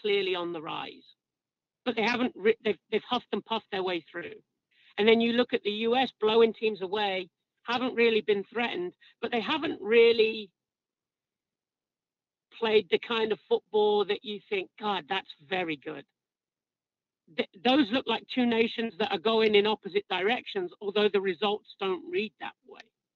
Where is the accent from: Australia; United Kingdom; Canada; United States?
United Kingdom; England; as an Englishman